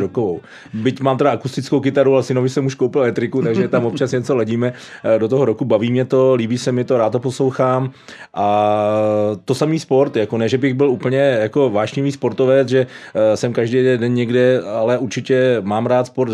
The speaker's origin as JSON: {"language": "Czech", "town": "Hradec Králové", "region": "Hradec Králové Region", "country": "Czechia", "tie": "born or raised there", "also_born_or_lived": "Havlíčkův Brod / Prague", "said": "Jinak jsem Hradečák, eh, těle mi duší."}